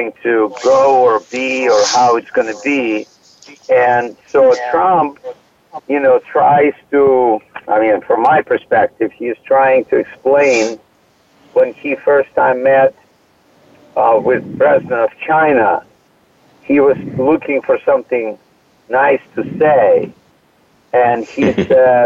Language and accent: English; Odesa, Odesa Oblast, Ukraine; moved away as an adult; now in United States; I have a degree in art from my hometown, from Odessa, Ukraine